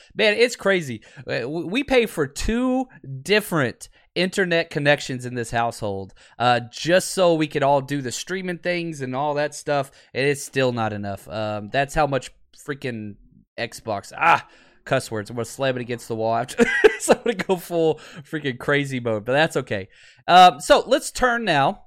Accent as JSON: {"language": "English", "town": "Dallas", "region": "Texas", "country": "United States", "tie": "born or raised there", "moved": "yes", "said": "I grew up in Dallas, Fort Worth"}